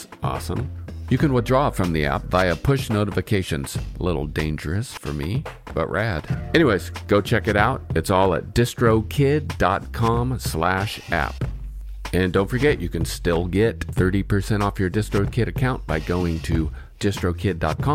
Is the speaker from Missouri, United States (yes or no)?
no; Mariposa, California, United States; moved away as an adult; also born or lived in Portland, Oregon; I grew up in Northern California, and I moved to Portland in 2003